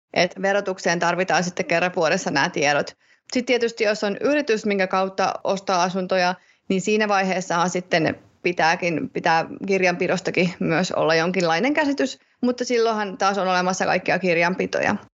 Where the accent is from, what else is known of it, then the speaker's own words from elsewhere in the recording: Tampere, Pirkanmaa, Finland; moved away; Tampereelta, kun mä oon sieltä kotosin